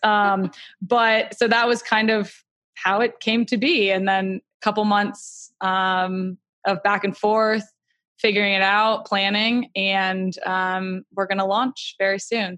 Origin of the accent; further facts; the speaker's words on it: Atlanta, Georgia, United States; I grew up in Atlanta